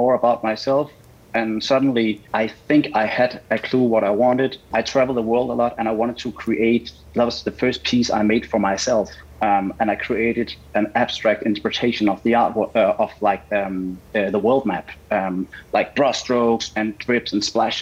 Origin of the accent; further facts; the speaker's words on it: Denmark; moved away as an adult; now in Los Angeles, United States; So I was born in Denmark